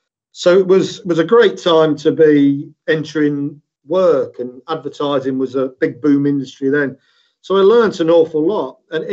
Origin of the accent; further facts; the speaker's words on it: Leicester, East Midlands, United Kingdom; moved away as an adult; also born or lived in Huddersfield; now in Leicester, United Kingdom; here in Leicester. That's where I was born and bred. A lot of people, some people think I'm from Huddersfield, some people think I'm from Oldham, but I was born and bred here in Leicester.